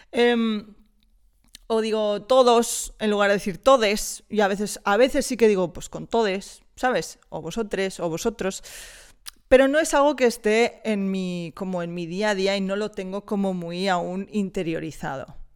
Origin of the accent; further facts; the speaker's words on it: Wisconsin, United States; Spanish is a second language; Imagínate, te vas a un bar, yo soy eh, de Wisconsin, ¿vale?